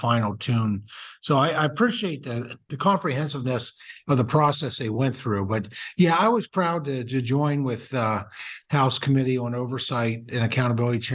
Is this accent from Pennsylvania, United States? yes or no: yes; Pennsylvania, United States; my home state of Pennsylvania